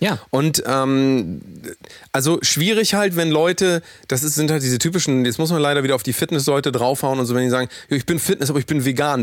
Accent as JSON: {"language": "German", "town": "Willinghusen", "region": "Schleswig-Holstein", "country": "Germany", "tie": "born or raised there", "said": "meiner Heimatstadt gewesen, nämlich in Willinghusen."}